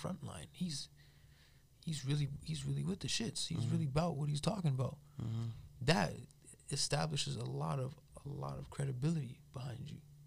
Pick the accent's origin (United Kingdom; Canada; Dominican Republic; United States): Canada; Toronto, Ontario; moved away as an adult; also born or lived in Calgary; now in Edmonton, Canada; Growing up in Toronto